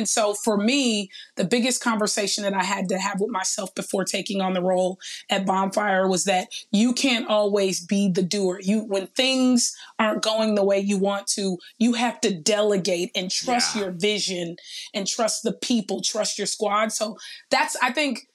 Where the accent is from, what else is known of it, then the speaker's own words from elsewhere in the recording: Los Angeles, California, United States; also born or lived in San Luis Obispo, California; growing up in Watts, when we used to play, you know, school or play work or play church, I was always the one in the boardroom doing the presentation